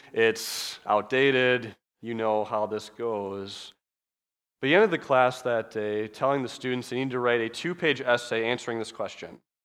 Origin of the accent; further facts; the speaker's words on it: Midwest, United States; accent: Midwestern; I'm very clearly from the Midwest. You can tell by how we speak.